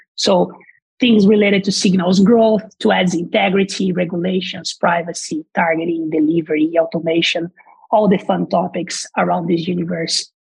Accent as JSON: {"language": "English", "country": "Brazil", "second_language": "English", "moved": "as an adult", "said": "as you probably can hear from the accents, I'm not from here. I'm originally from Brazil"}